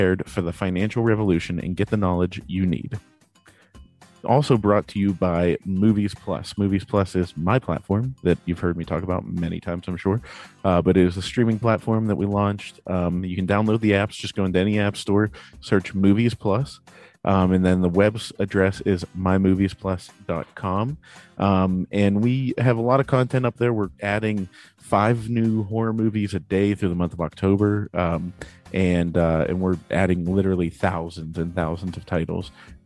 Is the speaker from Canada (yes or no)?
no; Pittsburgh, Pennsylvania, United States; I'm a Steelers fan. I'm from Pittsburgh